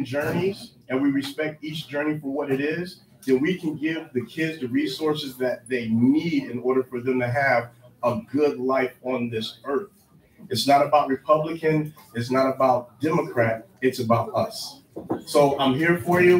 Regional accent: Miami, Florida, United States; now in Ohio, United States; I was born in Ohio in Fairview Hospital. But since I was 3 years old, I was raised in Florida

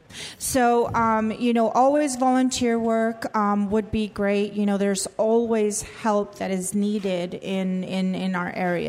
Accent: San Diego, California, United States; because I come from San Diego where it's a very diverse area.

